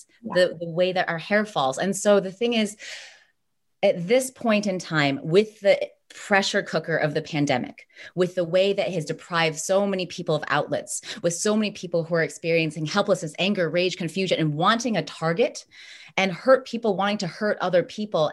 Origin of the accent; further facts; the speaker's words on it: United States; I was born here. I'm American